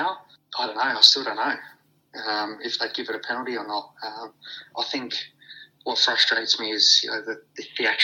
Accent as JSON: {"language": "English", "town": "Adelaide", "region": "South Australia", "country": "Australia", "tie": "born or raised there", "said": "my home club, my hometown"}